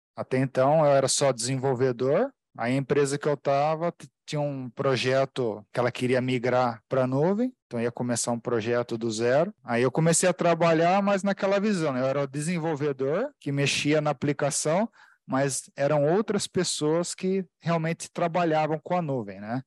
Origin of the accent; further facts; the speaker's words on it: Americana, São Paulo, Brazil; Eu sou de Americana, interior de São Paulo